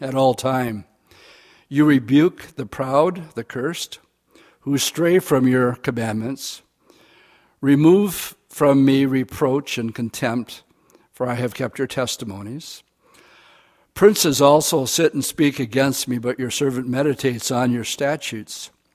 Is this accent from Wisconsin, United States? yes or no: yes; Oshkosh, Wisconsin, United States; I grew up in Oshkosh.